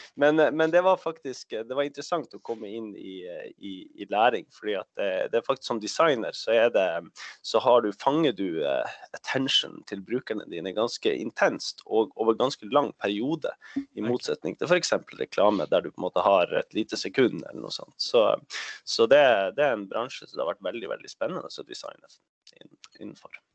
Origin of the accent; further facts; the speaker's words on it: Norway; Swedish is a second language; jag bor i Norge, jag är norsk